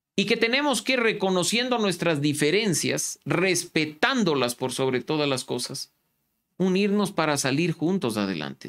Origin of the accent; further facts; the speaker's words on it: Ecuador; reconocernos como ecuatorianos